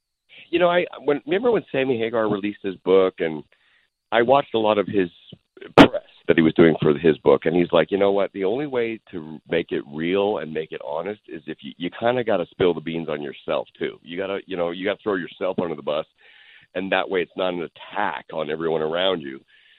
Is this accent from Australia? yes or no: no; Canada; moved away as an adult; now in Los Angeles, United States; Look, I came from Canada. I drove down with $200 in a Dodge Colt